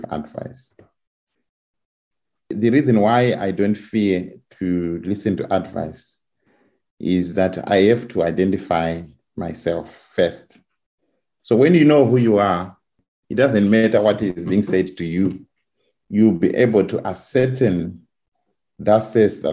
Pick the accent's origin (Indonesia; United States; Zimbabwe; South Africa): Zimbabwe; moved away as an adult; now in England; I'm coming from Zimbabwe where the membership I think is over 1 million Seventh-day Adventists.